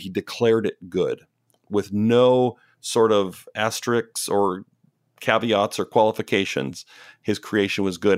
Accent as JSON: {"language": "English", "country": "Canada", "moved": "yes", "lives_now": "Pacific Northwest, United States", "said": "I'm Canadian"}